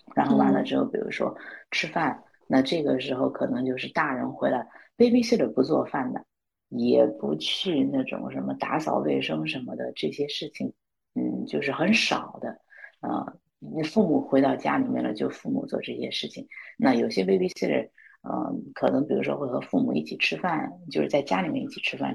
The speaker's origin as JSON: {"language": "Chinese", "country": "China", "moved": "yes", "lives_now": "New York, United States", "said": "我作为一个中国人"}